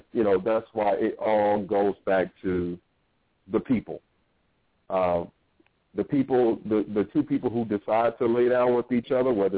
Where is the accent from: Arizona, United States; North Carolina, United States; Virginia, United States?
Virginia, United States; Norfolk; moved away as an adult; I grew up in Norfolk, Virginia